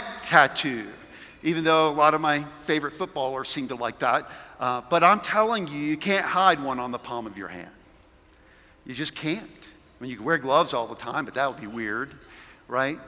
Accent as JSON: {"language": "English", "region": "South Carolina", "country": "United States", "moved": "yes", "lives_now": "Colorado, United States", "said": "I'm from South Carolina"}